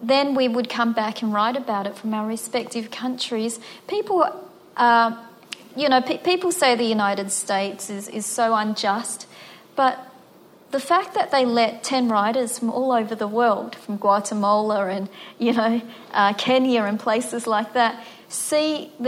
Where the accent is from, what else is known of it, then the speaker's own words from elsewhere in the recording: Melbourne, Victoria, Australia; I grew up in Footscray and Braybrook, which is very working class.